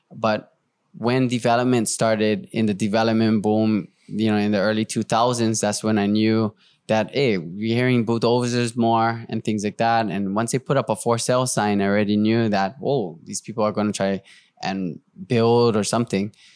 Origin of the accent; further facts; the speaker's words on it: Hawaii, United States; I'm Hawaiian.